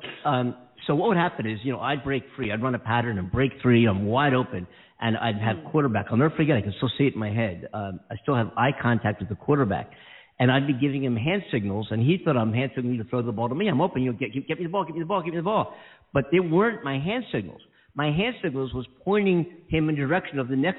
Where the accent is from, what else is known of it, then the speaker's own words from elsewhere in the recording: Philadelphia, Pennsylvania, United States; also born or lived in Columbus, Ohio; now in Los Angeles, United States; I'm from Philadelphia, and I'm big time Eagles fan.